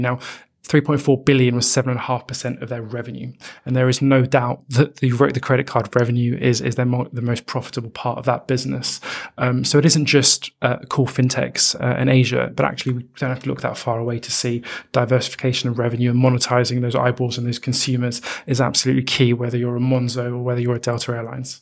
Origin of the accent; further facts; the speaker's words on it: United Kingdom; we're British